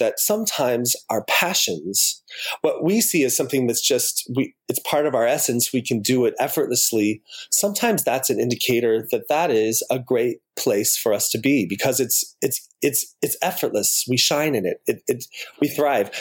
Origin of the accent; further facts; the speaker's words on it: Utah, United States; moved away as an adult; now in Los Angeles, United States; I was born in Utah and born into a family that practiced the Mormon or Latter-day Saints religion